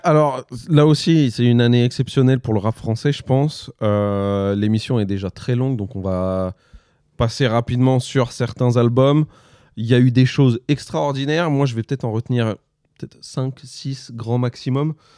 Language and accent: French; Le Havre, Normandy, France; je suis du Havre